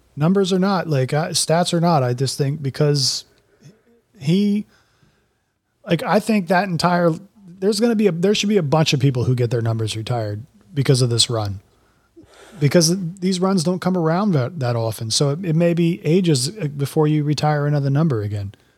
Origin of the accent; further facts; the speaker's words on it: Florida, United States; also born or lived in Colorado; I had lived in Florida for my, virtually my entire life